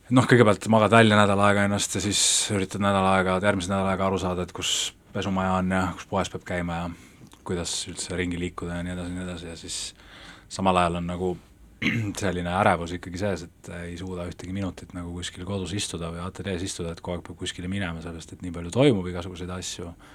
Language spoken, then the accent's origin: Estonian; Tallinn, Harju County, Estonia; ma elan, elan ikkagi, olen siit pärit ja mu pere elab siin nagu äh, siin noh, ka linnas